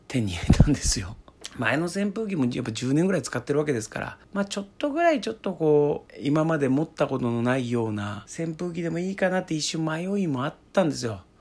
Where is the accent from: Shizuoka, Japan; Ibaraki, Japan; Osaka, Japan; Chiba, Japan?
Chiba, Japan; Chiba countryside, Japan; moved away as an adult; 僕はですね千葉の田舎の生まれなんですけども僕の実家はですね、まあ、今はねあるんですが僕が子供の頃はですねエアコンっていうのはですねなかったんですね